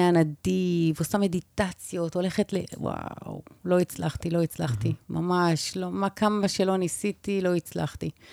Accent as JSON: {"language": "Hebrew", "country": "Israel", "said": "אני ישראלית ממוצעת"}